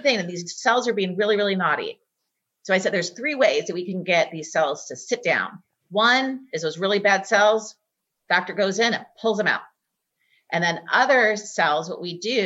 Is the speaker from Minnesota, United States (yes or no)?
no; Texas, United States; moved away; I'm from Texas